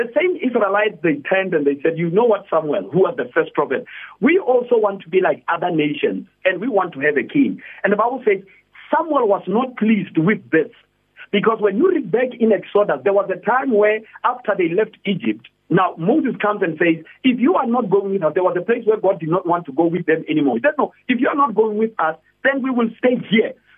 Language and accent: English; Polokwane, Limpopo, South Africa; now in Pretoria, South Africa; I'm originally from Polokwane, Limpopo, but right now I am full-time in Pretoria